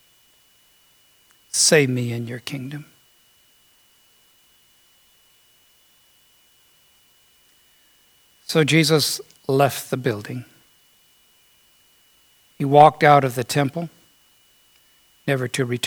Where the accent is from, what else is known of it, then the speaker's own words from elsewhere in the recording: United States; I was born here in America.